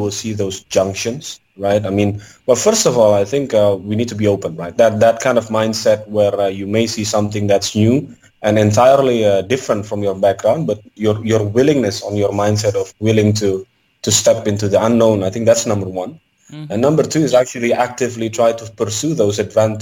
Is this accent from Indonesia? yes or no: yes; Indonesia; I'm from Indonesia.